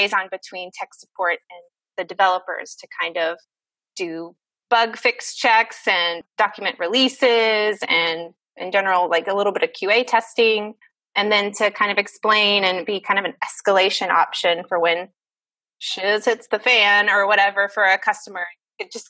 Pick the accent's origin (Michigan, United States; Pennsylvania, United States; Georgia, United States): Georgia, United States; Pike County, southern; My family owns some land down there and they've been farming it for a long time. And so that's where I grew up.